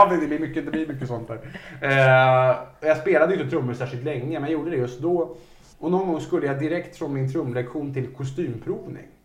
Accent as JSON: {"language": "Swedish", "town": "Resö", "region": "Västra Götaland", "country": "Sweden", "tie": "born or raised there", "said": "jag hade en kille på Resö där jag växte upp"}